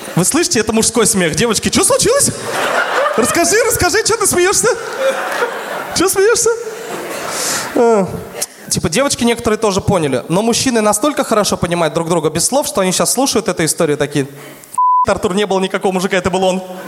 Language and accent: Russian; Tatarstan, Russia; Я говорю, из Татарстана